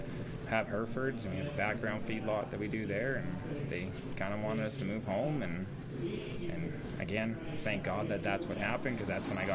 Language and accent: English; Nanton, Alberta, Canada; also born or lived in Ontario / Edmonton, Alberta; my parents separated and I lived in Nanton, and that's kind of where I grew up.